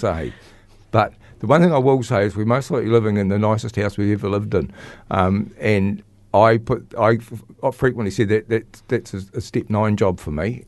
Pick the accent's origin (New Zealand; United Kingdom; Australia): New Zealand; Christchurch, Canterbury; also born or lived in Cust, North Canterbury; I grew up in Linwood and Christchurch